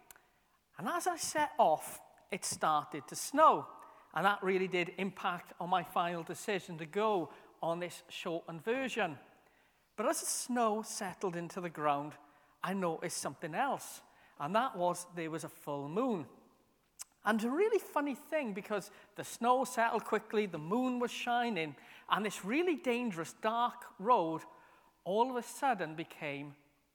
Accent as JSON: {"language": "English", "town": "Merthyr Tydfil", "region": "Wales", "country": "United Kingdom", "tie": "born or raised there", "said": "when I was a kid growing up in Merthyr"}